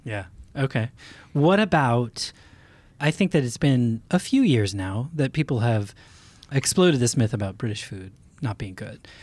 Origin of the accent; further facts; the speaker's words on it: United States; as an American